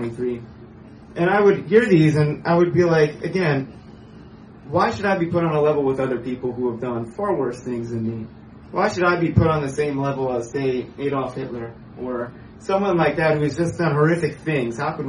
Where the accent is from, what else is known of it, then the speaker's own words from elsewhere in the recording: Pennsylvania, United States; I was born in Pennsylvania, the east side of the United States.